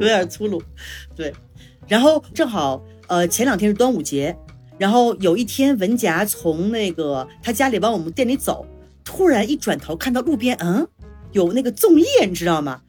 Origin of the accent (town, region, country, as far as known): China; now in Mexico